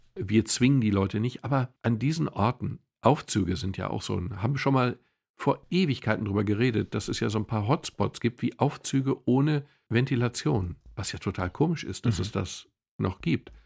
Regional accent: Swabia, Germany; Ich komme aus dem Schwäbischen

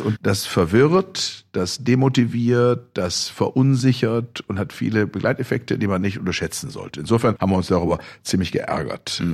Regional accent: Germany; bei uns in Deutschland

